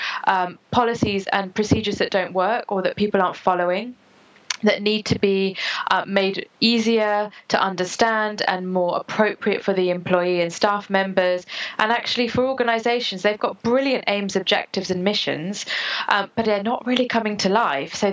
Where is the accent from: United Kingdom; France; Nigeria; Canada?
United Kingdom; also born or lived in United States; I was born in the States, and then I moved here